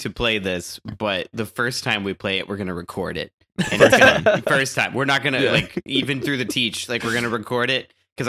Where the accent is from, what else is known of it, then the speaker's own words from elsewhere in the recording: Seattle, Washington, United States; But I'm from Seattle.